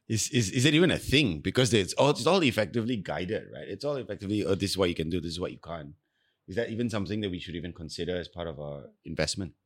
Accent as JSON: {"language": "English", "country": "Singapore", "said": "I'm Singaporean"}